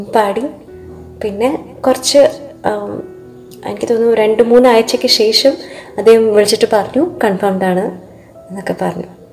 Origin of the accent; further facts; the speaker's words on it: Qatar; moved away; ഞാൻ ഖത്തറിലാണ് ജനിച്ചു വളർന്നത്